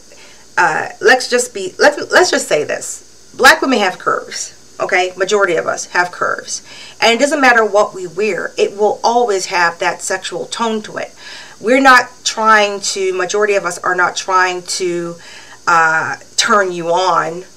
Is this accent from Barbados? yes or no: yes; Barbados; now in Canada; When I first came here, they'll say, where are you from? I say, Barbados